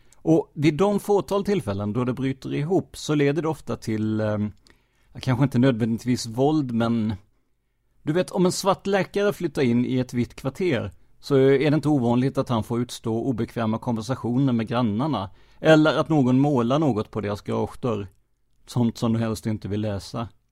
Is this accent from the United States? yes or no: yes; United States; Swedish is a second language; moved away as an adult; now in Sweden; jag som amerikan som bott här de senaste 15 åren